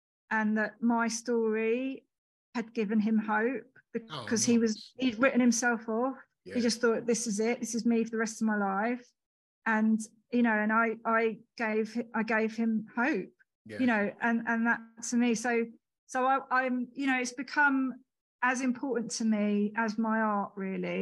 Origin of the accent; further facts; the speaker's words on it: Hitchin, East of England, United Kingdom; also born or lived in Leicester; my hometown, Hitchin